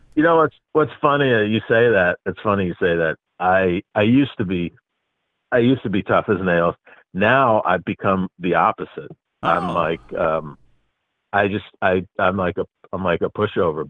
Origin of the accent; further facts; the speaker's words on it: New York, United States; I grew up in New York.